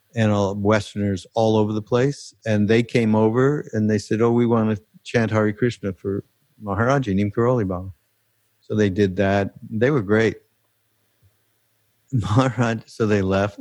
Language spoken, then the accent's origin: English; Montreal, Quebec, Canada; moved away; I am from Canada. Being from Montreal, it's a little different.